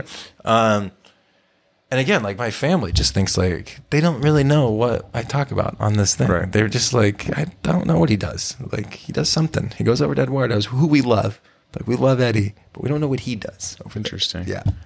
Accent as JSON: {"language": "English", "region": "Texas", "country": "United States", "tie": "born or raised there", "said": "I watched so much sports growing up in Texas when I was a kid"}